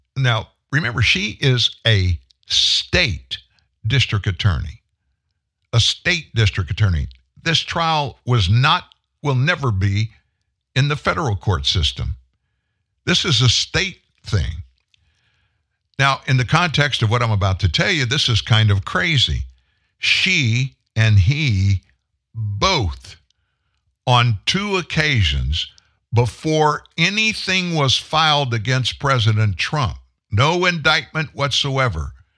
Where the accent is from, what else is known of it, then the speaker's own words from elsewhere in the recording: Shreveport, Louisiana, United States; We're both from Shreveport.